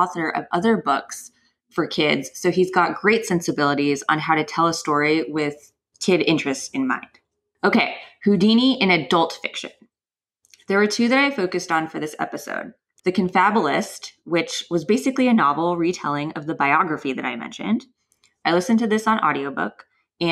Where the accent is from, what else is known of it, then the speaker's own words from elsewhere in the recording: West Coast, United States; also born or lived in New York; I was raised entirely on the West Coast